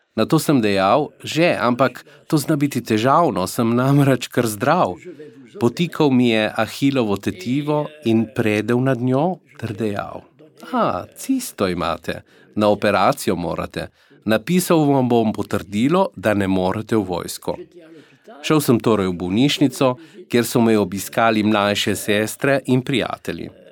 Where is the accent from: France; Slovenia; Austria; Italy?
France; Sarrebourg, Grand Est; also born or lived in Alsace; francos iz Mozele, moji starši živijo v Sarburgu